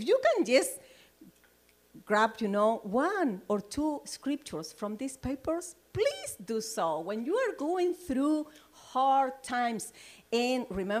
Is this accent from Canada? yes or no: no; Chile; now in United States; I came from Chile, and, you know, I'm looking forward for my citizenship as an American, you know, because I'm not there yet.